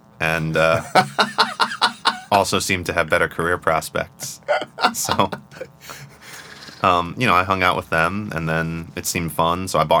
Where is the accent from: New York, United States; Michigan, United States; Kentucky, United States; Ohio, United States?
New York, United States; upstate; also born or lived in Brooklyn, New York; We moved upstate when I was 4